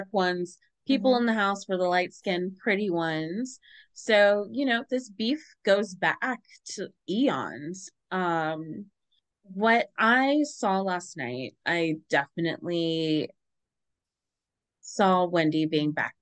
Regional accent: Ohio, United States; also born or lived in Cincinnati, Ohio; I'm from Ohio

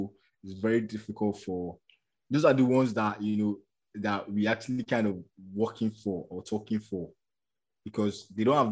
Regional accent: Nigeria; as a Nigerian, and I live in Nigeria

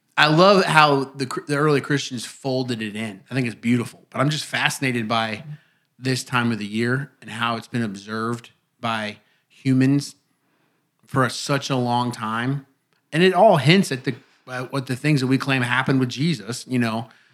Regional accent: Indiana, United States; moved away; my pastor back home growing up in Indiana

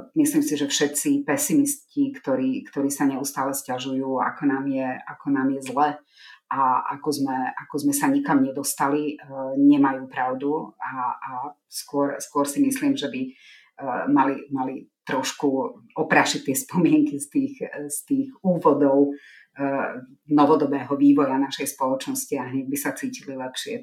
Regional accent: Slovakia; Ja sama som z mesta, kde je veľmi výrazná rómska menšina

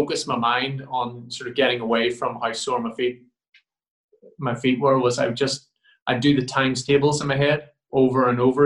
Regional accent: Ireland; being an Irish boy

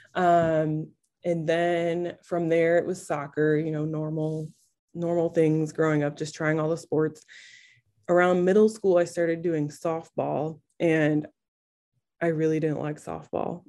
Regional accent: Albion, Michigan, United States; also born or lived in Kalamazoo, Michigan / Indianapolis; I grew up in Albion, Michigan.

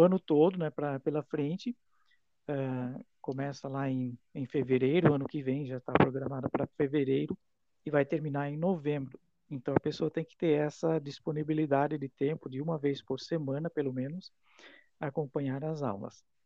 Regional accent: Itaiópolis, Santa Catarina, Brazil; now in Rio do Sul, Brazil; sou natural da cidade de Itaió e eu moro em Rio do Sul há muito tempo já

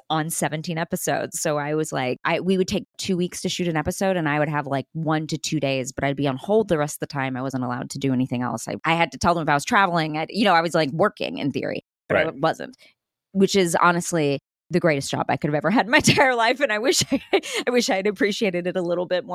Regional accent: Texas, United States; I'm from Texas. So we just speak loudly

